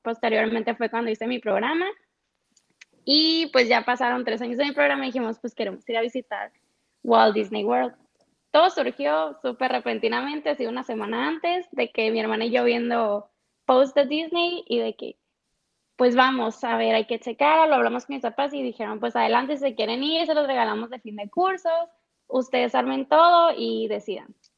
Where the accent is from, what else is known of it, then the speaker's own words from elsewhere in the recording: Los Mochis, Sinaloa, Mexico; soy de los Mochis